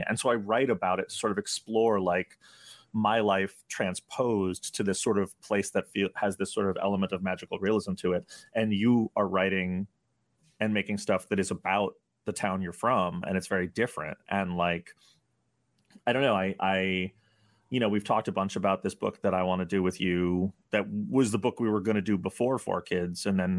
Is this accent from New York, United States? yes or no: yes; New York City, New York, United States; I grew up in New York City. I grew up in a city